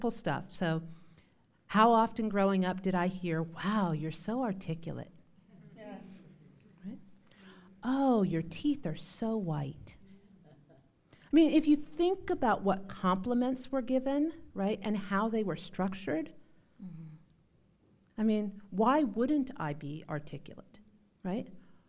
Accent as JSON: {"language": "English", "region": "North Dakota", "country": "United States", "tie": "born or raised there", "said": "And growing up in North Dakota, what I will say is I learned to challenge people's norms about what they thought they were saying"}